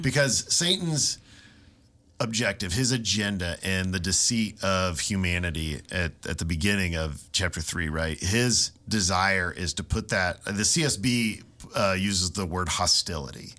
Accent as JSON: {"language": "English", "region": "Ohio", "country": "United States", "tie": "born or raised there", "said": "little town I grew up in in Ohio"}